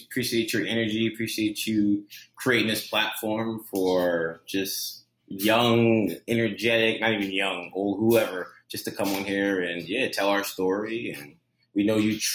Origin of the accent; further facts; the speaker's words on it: Philadelphia, Pennsylvania, United States; moved away as an adult; also born or lived in Fairfax, Virginia; Then we moved to the Philadelphia area. So that's where I was born and raised, Philadelphia area